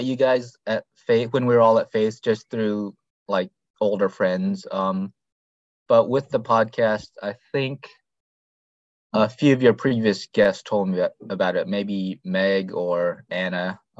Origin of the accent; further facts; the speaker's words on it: India; born there; also born or lived in Thailand / Philippines / Malaysia; I was born in India, but my parents were missionaries with OMF in Thailand and later in the Philippines. So I grew up on the mission field as a OMF MK and TCK.